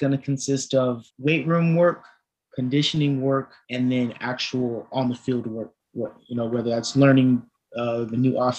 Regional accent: San Diego, California, United States; also born or lived in Georgia; I'm from San Diego, California. I went to Escondido High School

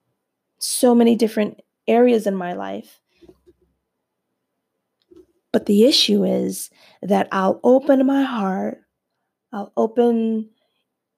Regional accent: New Jersey, United States; we're from Jersey

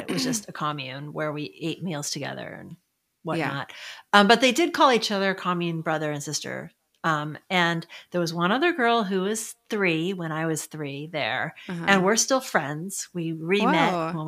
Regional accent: Sonoma County, California, United States; also born or lived in San Francisco / San Jose; I grew up in Sonoma County.

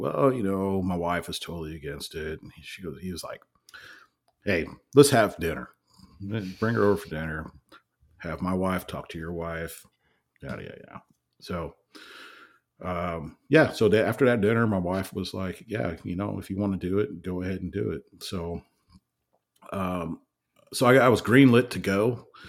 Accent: California, United States; I'm from California

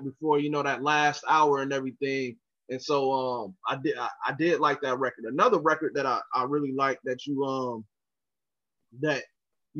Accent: Jacksonville, Florida, United States; I'm from Jacksonville. I'm here in Jacksonville right now. That's where I'm from.

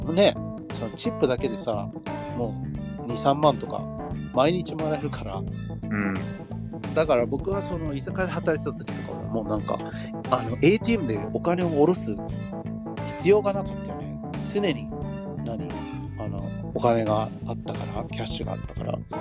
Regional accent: Los Angeles, California, United States; moved away as an adult; now in Japan; 僕らアメリカ人

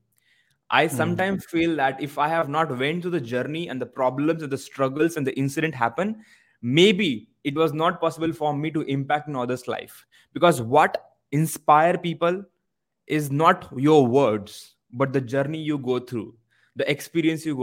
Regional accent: Maharashtra, India; first language Marathi; English is a second language; moved away as an adult; also born or lived in Mumbai; even my mother tongue Marathi, because of low sense of confidence, as I belong from small village

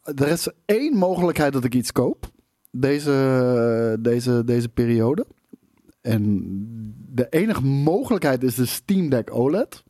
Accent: Netherlands; als Nederlanders

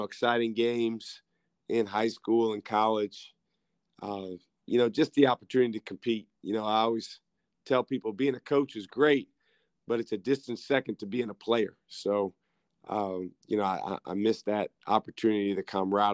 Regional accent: Madison, Wisconsin, United States; I'm from Madison, Wisconsin, which is about an hour away from Milwaukee, where Marquette is located. So I'm, you know, back real close to home

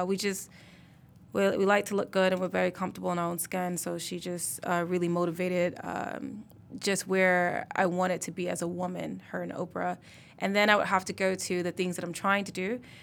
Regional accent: Mississippi, United States; now in Detroit, United States; I'm from Mississippi, most people think that I'm a native of Detroit

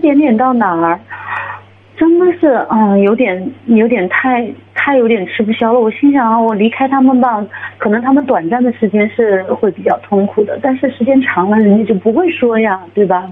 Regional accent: Shanghai, China; 我是上海的

